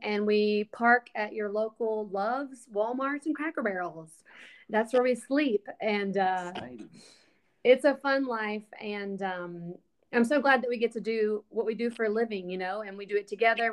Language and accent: English; Alabama, United States; moved away as an adult; now in Nashville, United States; I moved to Nashville when I was 19 from Alabama